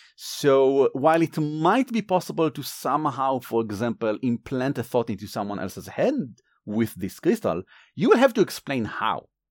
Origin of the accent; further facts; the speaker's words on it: Israel; accent: Israeli; my accent is from Israel because originally we are from Israel